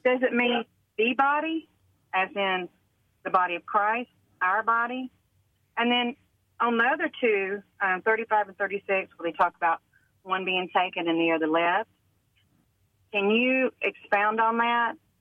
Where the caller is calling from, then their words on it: Alabama, United States; I'm calling from Alabama